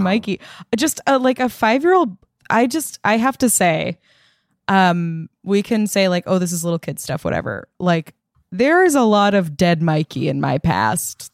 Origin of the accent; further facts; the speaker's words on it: Long Island, New York, United States; now in Los Angeles, United States; I grew up on Long Island